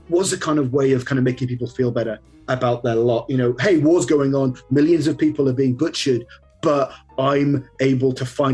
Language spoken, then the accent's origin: English; United Kingdom; I'm British and there is a kind of stereotypical kind of British reserve